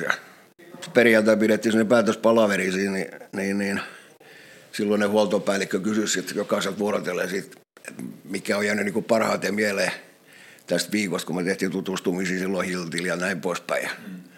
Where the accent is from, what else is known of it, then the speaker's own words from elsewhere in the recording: Turku, Southwest Finland, Finland; also born or lived in Karis / Ekenäs; puolen vuoden ikäisenä ollaan muutettu Turkuun. Turkuun ja sitten Turussa täällä mä olen ollut